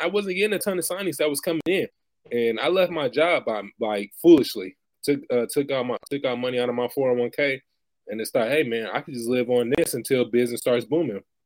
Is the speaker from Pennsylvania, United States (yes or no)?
no; Bay Area, California, United States; now in Stockton, United States; originally born and raised in the Bay Area, now currently residing in Stockton, California